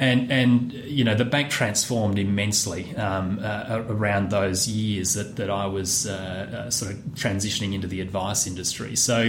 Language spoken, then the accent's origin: English; Perth, Western Australia, Australia; No, I was coming from Perth, although I was born